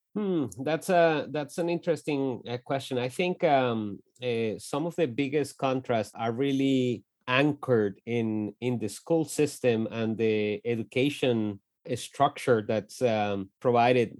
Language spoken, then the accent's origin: English; Bogotá, Colombia; moved away as an adult; also born or lived in Lawrence, Kansas; we grew up in Bogota, in the north side of, uh, of the capital city of Colombia.